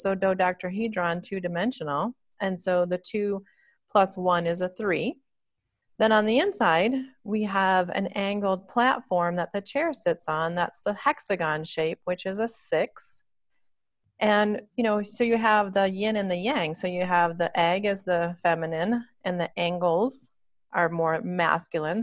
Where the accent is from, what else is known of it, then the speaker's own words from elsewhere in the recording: Michigan, United States; moved away as an adult; also born or lived in Dallas, Texas / California; now in Colorado, United States; I was born and raised in Michigan